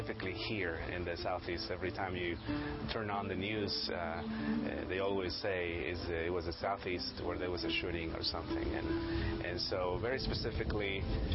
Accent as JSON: {"language": "English", "country": "Mexico", "tie": "born or raised there", "moved": "as an adult", "said": "I grew up in Mexico."}